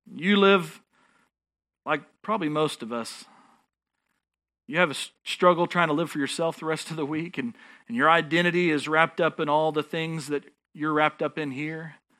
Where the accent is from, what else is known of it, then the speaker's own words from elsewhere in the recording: Texas, United States; I'm a Texan